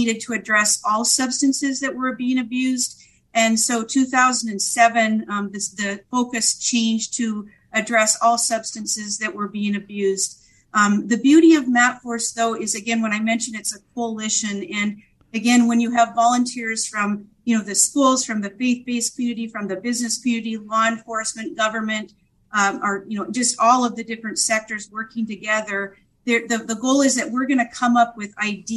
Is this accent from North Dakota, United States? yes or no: yes; Williston, North Dakota, United States; I was raised in Williston, North Dakota by two amazing Christian parents